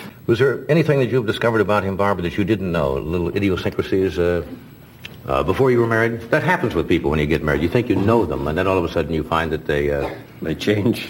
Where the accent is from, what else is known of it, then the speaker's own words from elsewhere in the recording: England, United Kingdom; I'm English